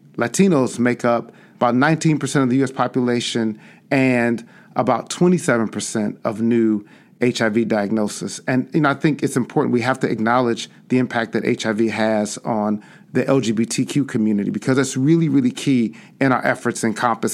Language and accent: English; Chicago, Illinois, United States; I grew up on the South Side and South Suburbs of Chicago